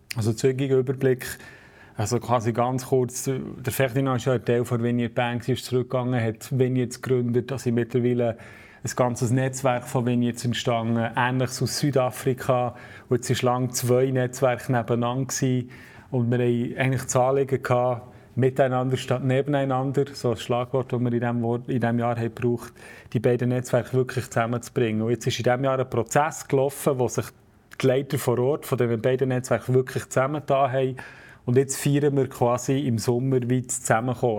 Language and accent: German; Switzerland; ich als Schweizer